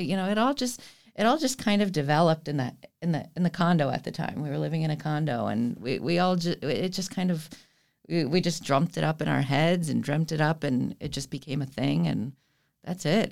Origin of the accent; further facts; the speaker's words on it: Fort Lauderdale, Florida, United States; I was born and raised here in Fort Lauderdale